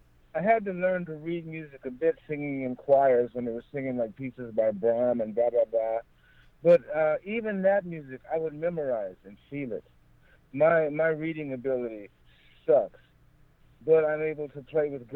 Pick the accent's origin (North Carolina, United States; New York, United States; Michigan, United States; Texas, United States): Texas, United States; Houston; moved away; also born or lived in Southern California; we're from Fifth Ward, Houston